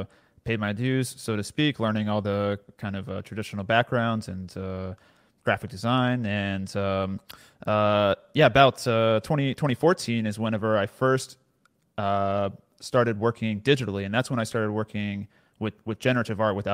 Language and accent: English; near Austin, Central Texas, United States; I grew up in Central Texas, so close to Austin, basically suburbs around Austin. I've pretty much lived here my entire life.